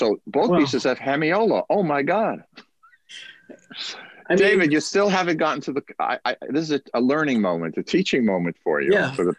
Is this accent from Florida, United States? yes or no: no; New York City, New York, United States; We're both from Brooklyn, folks.